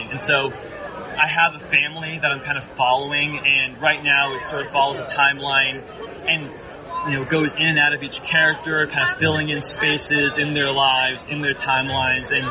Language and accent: English; Tucson, Arizona, United States; I'm from Tucson, Arizona.